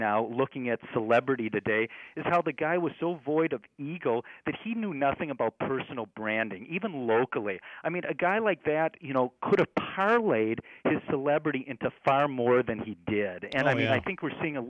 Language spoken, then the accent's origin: English; Minneapolis, Minnesota, United States; now in Milwaukee, United States; I grew up in the Twin Cities.